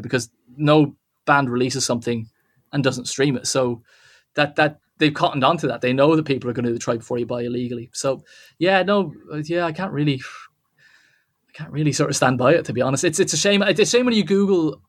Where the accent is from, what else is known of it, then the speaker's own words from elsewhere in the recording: Wexford, Leinster, Ireland; now in Dublin, Ireland; I live in Dublin, but I'm not from Dublin. Okay. I'm from. Okay. I'm from a place called Wexford, which is in the southeast of Ireland